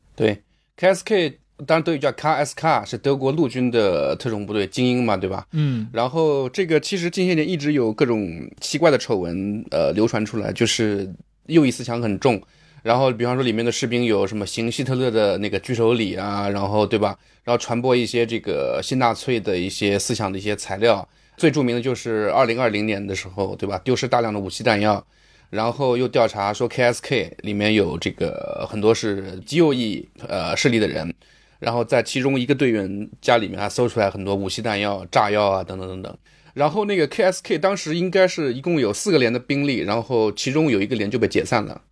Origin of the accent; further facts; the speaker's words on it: China; 我们中国人作为看客